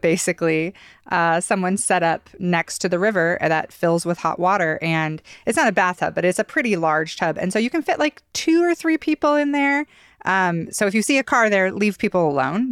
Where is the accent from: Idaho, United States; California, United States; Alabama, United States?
Idaho, United States; growing up in Idaho